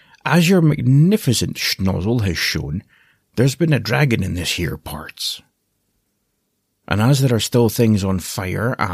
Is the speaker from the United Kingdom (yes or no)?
yes; Aberdeen, Scotland, United Kingdom; originally I'm from Aberdeen on the northeast coast of Scotland